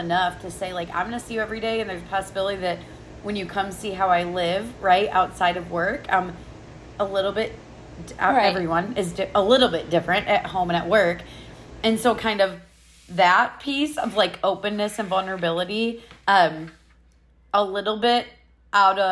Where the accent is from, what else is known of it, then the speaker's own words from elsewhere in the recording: Iowa, United States; also born or lived in Chicago, Illinois; I was born in Chicago, but when we were about 3, we moved to Iowa, and I was raised in a small, not super small, not big, medium-ish town in Iowa